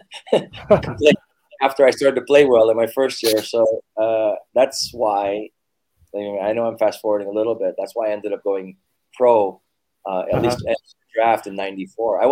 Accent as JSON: {"language": "English", "country": "United States", "moved": "as an adult", "lives_now": "Philippines", "said": "I'm American. Americans say soccer, not football"}